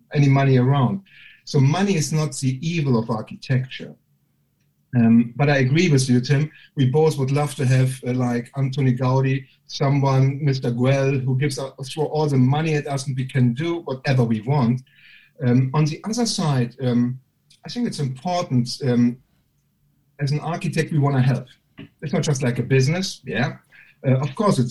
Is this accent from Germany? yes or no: yes; Germany; accent: German; moved away as an adult; now in United Kingdom; And I can't deny my bloody German accent. And obviously I've got no sense of humor growing up in Germany